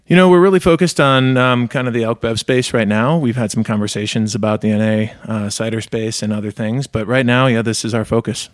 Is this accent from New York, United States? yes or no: no; Michigan, United States; I grew up in Michigan too